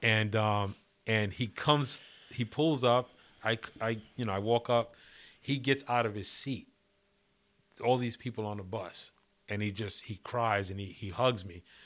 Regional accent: New York City, New York, United States; moved away; I kinda grew up, uh, you know, in the eighties, nineties, um, right in the city.

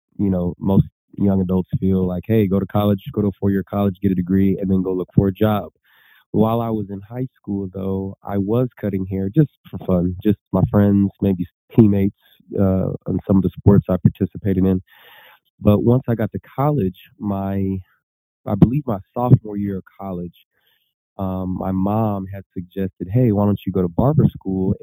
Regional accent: Lancaster Palmdale area, California, United States; also born or lived in Bellflower, California; I grew up near the Lancaster Palmdale area

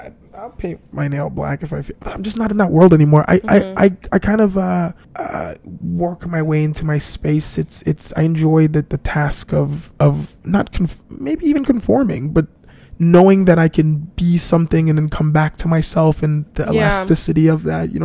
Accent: Toronto, Ontario, Canada; also born or lived in Jamaica; I grew up in Rexdale.

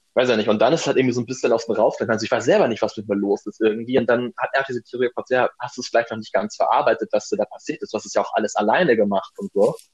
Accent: Germany; moved away as an adult; also born or lived in Madrid; in meiner Heimat, in der Nähe von Hamburg

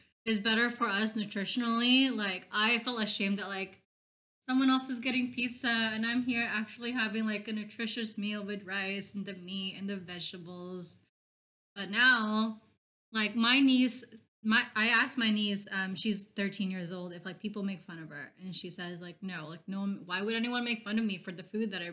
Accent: Burbank, California, United States; also born or lived in Philippines; I grew up in Burbank, besides the Philippines

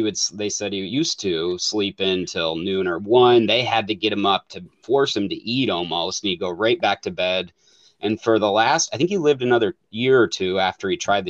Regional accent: Michigan, United States; now in Oregon, United States; And I grew up in Michigan, so I'm out

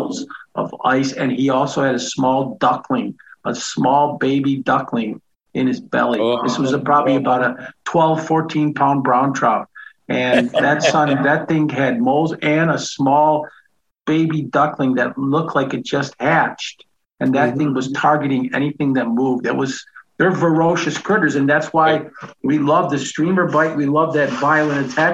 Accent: New York, United States; moved away as an adult; now in Michigan, United States; I grew up in New York and fished the Catskills in Western New York

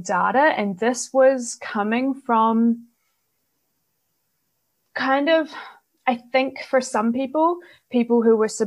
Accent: New Zealand; now in Netherlands; I'm originally from New Zealand, but I'm based in the Netherlands at the moment.

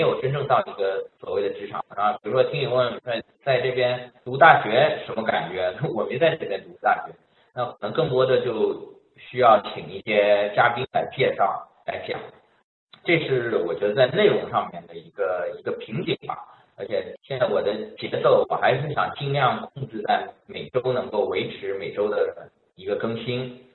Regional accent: Shanghai, China; moved away as an adult; now in Montreal, Canada; 我来自上海

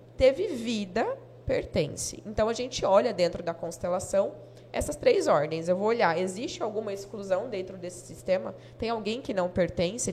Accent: Jaru, Rondônia, Brazil; Nasci aqui, nascida em Jaru, tenho 34 anos de Jaru

